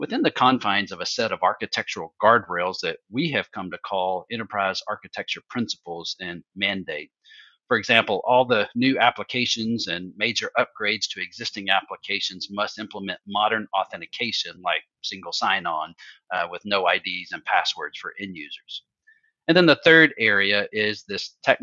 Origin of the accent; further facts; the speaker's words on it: Alabama, United States; we're from Alabama